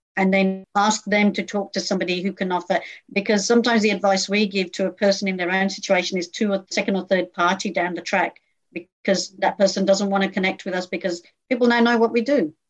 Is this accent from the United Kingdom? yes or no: yes; United Kingdom; moved away as an adult; now in Australia; grew up in a very small community in the UK, and that community grew, became very successful